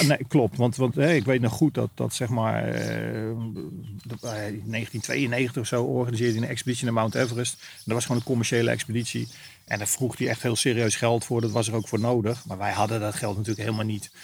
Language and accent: Dutch; Netherlands; als Nederlander